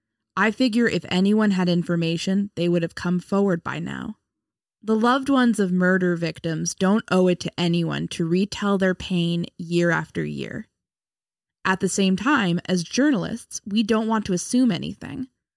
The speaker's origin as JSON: {"language": "English", "area": "along Route 22, about an hour from Dutchess County", "region": "New York", "country": "United States", "tie": "born or raised there", "said": "I grew up alongside Route 22, which is called White Plains Road in my hometown."}